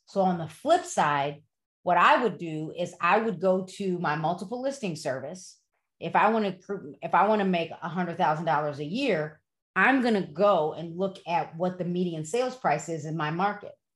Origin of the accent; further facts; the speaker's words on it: Broadview, Illinois, United States; now in West Chicago, United States; I grew up in Broadview